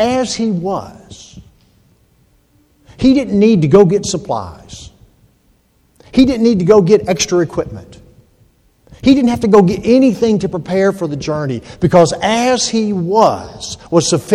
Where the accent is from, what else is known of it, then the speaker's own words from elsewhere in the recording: Georgia, United States; moved away; also born or lived in Hampton, Virginia; I'm from Georgia